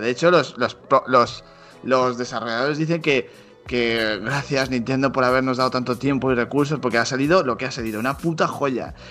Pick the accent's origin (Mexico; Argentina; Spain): Spain; Zaragoza, Aragon; yo tengo un, pique con Mariette que los dos somos de Zaragoza